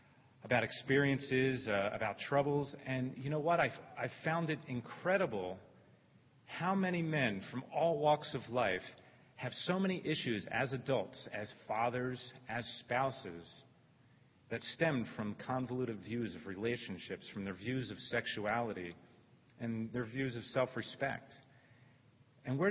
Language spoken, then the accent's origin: English; Philadelphia, Pennsylvania, United States; where I grew up, the setting I grew up in Northeast Philadelphia